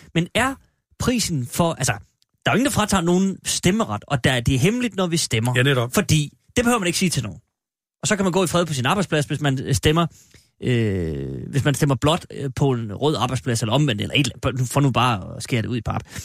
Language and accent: Danish; Denmark; jeg er faktisk fra Jylland